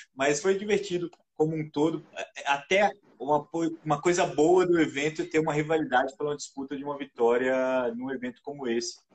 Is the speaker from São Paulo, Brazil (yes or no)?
no; Juiz de Fora, Minas Gerais, Brazil; lá na minha cidade, lá em Juiz de Fora